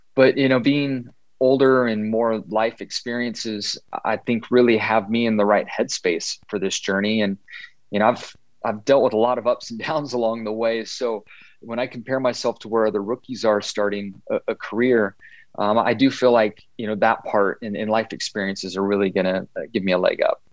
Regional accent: Southern California, United States; growing up in Southern California

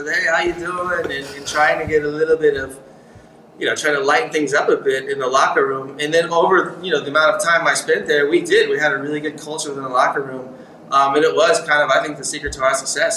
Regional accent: United States; moved away as an adult; also born or lived in Hanover, Germany; speaking English and being American

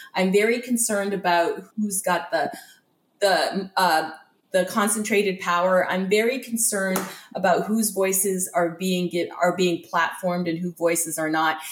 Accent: just outside of Toronto, Ontario, Canada; now in Windsor, Canada; I grew up just outside of Toronto

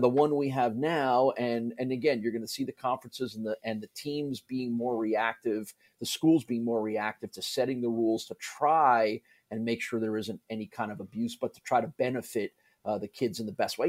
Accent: New Jersey, United States; also born or lived in Syracuse; now in Buffalo, United States; I grew up in New Jersey in the New York area

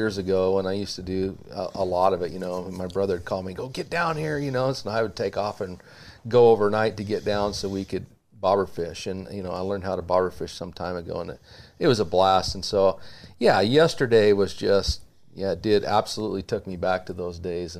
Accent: Eastern Oregon, United States; We grew up in Eastern Oregon

